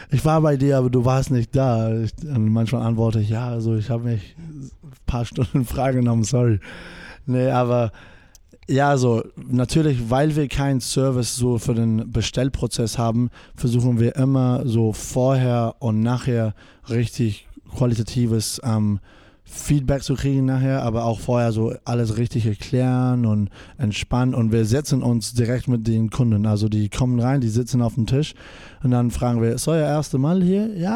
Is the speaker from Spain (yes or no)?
yes; Spain; German is a second language; also born or lived in New Zealand; ja, ähm, ich bin in Neuseeland geboren. Meine Mutter kommt aus Neuseeland und mein Vater aus, ähm, aus Spanien